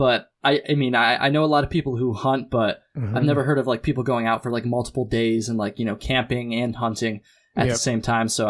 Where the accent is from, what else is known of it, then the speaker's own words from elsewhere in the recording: Vermont, United States; I grew up in Chittenden County, Vermont, so real close to the Long Trail, real close to the Adirondacks, right in the Green Mountains pretty much.